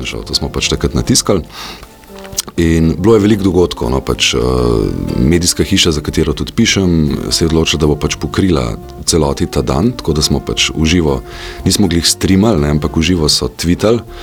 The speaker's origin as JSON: {"language": "Slovenian", "country": "Slovenia", "said": "Slovenci smo"}